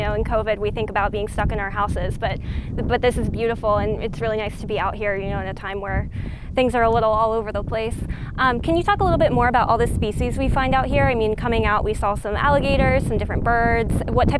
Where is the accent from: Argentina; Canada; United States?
United States; Pennsylvania; I'm from Pennsylvania, I'm not really familiar with the river